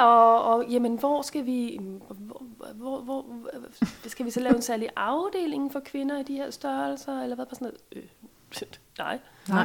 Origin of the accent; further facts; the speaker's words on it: Denmark; vi er som danskere